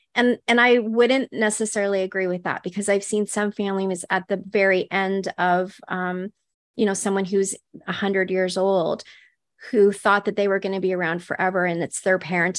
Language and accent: English; northwestern Ontario, Canada; I grew up in Ontario in Canada, so it was, like, northwestern Ontario